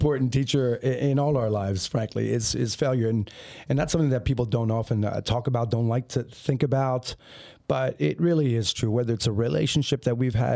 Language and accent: English; Upper Darby, Pennsylvania, United States; Everybody always gathered at my mom's bodega growing up in, if I could do a shameless plug, where we grew up in Upper Darby